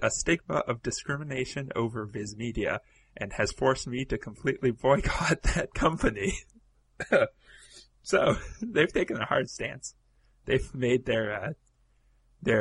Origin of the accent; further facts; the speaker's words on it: Canada; I'm from Canada